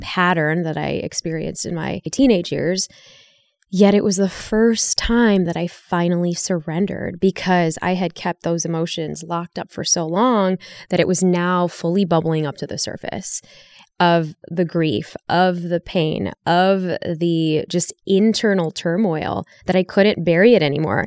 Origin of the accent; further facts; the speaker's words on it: Chicago, Illinois, United States; moved away; I grew up in Chicago